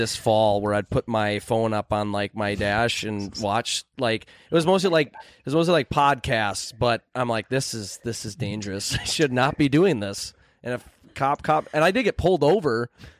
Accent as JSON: {"language": "English", "region": "Wisconsin", "country": "United States", "said": "I'm from Wisconsin, so let me."}